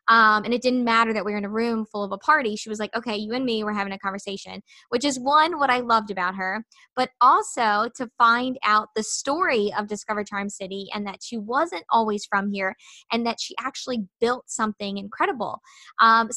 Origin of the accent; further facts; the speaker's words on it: Baltimore, Maryland, United States; we're from Baltimore and so big city